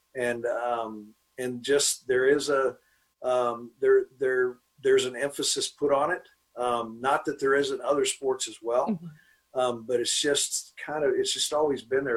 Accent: Dallas, Texas, United States; I was born and raised here. I'm from Dallas, went to Bishop Lynch High School.

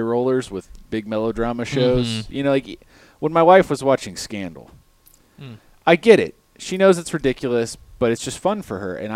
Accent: Lake of the Ozarks, Missouri, United States; moved away; the show Ozark. Yes, is about my hometown.

